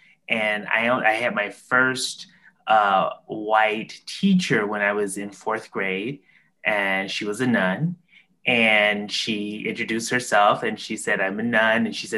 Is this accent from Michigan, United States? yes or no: no; Chicago, Illinois, United States; I grew up in Chicago. Chicago has a very rich, strong Black Catholic tradition. So my grandmother was Catholic and she went to Mass in Latin, and I grew up going to Black Catholic churches.